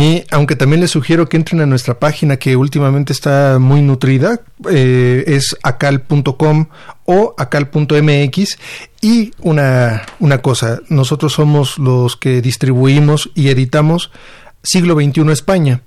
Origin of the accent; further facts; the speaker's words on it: Mexico; como editor mexicano